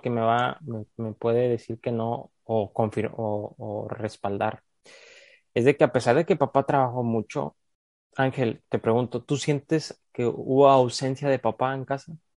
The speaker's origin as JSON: {"language": "Spanish", "country": "Mexico", "moved": "as an adult", "lives_now": "United States", "said": "como mexicano"}